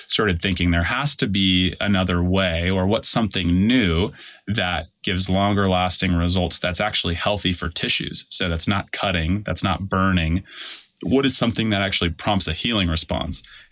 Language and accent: English; Denver, Colorado, United States; I'm from Denver